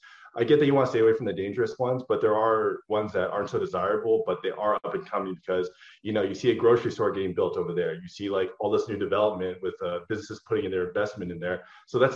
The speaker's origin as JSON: {"language": "English", "town": "Portland", "region": "Oregon", "country": "United States", "tie": "born or raised there", "also_born_or_lived": "Los Angeles", "moved": "as an adult", "said": "I grew up in Oregon, actually, Portland. I lived there all the way till I was like 26"}